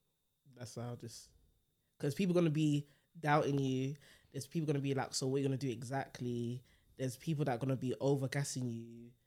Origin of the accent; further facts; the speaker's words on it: London, United Kingdom; being born and raised in North London